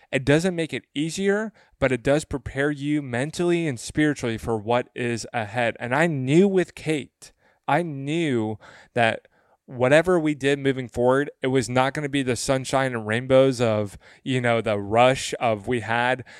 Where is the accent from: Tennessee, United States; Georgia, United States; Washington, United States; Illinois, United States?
Tennessee, United States; West; I'm from the South. I'm from West Tennessee. Uh, that's where I grew up.